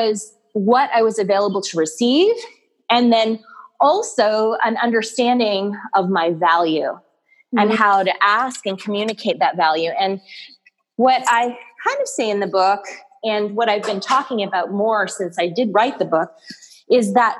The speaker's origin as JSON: {"language": "English", "town": "Toronto", "region": "Ontario", "country": "Canada", "tie": "born or raised there", "moved": "as an adult", "lives_now": "United States", "said": "I'm originally from Toronto, born and raised"}